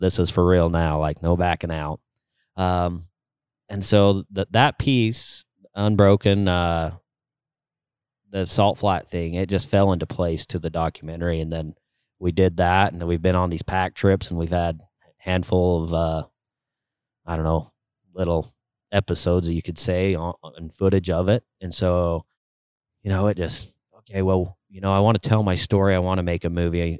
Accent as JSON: {"language": "English", "region": "Utah", "country": "United States", "tie": "born or raised there", "said": "my home state of Utah"}